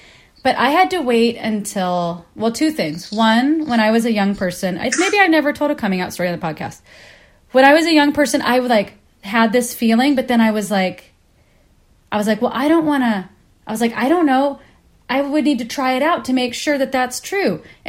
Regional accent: Kansas, United States; because I grew up in Kansas in a religious household.

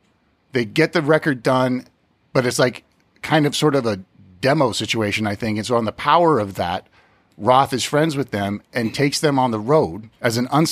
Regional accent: South Pasadena, California, United States; we're from South Pasadena

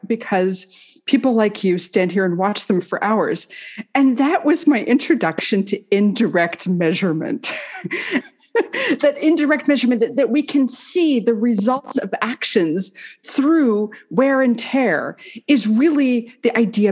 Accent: Massachusetts, United States; now in St Andrews, United Kingdom; I grew up in Massachusetts for the most part

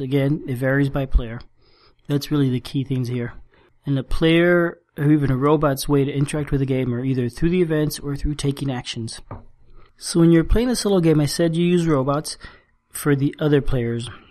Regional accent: South Florida, United States; moved away as an adult; also born or lived in Cuba / Spain / San Francisco, United States; now in South Carolina, United States; we moved to the U.S. and I grew up in Florida, South Florida, so not far from Cuba

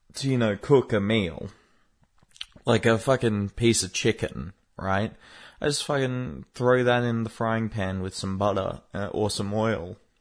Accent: Australia; I'm an Australian

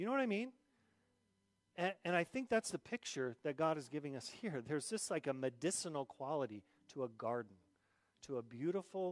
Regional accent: Southern Arizona, United States; now in South Dakota, United States; I grew up on Mars, or also known as Southern Arizona

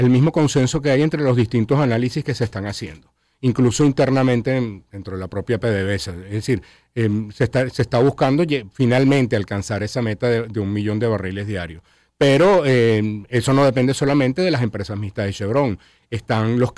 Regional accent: Caracas, Capital District, Venezuela; uno como caraqueño no lo siente

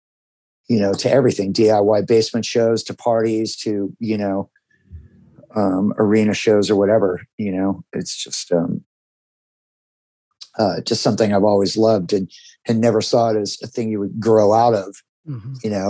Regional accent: Huntington Beach, California, United States; also born or lived in Arizona; I grew up in Southern California, in Huntington Beach. My family moved here in the early 70s, and I was born in Arizona, but grew up here

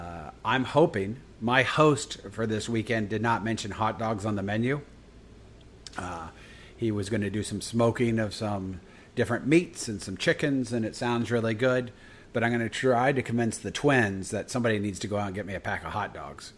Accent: United States; Because I'm all American, so I'm going hot dog.

